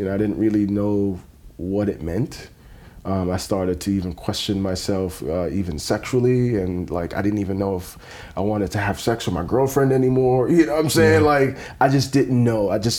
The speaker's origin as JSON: {"language": "English", "country": "Jamaica", "also_born_or_lived": "New York", "said": "And I'm Jamaican. If you know anything about the Jamaican life, it's the weed, it's the girls, it's the parties."}